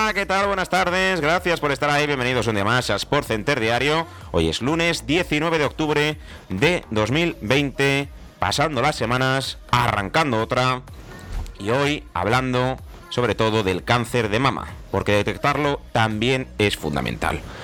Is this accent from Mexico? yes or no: no; Spain; somos españoles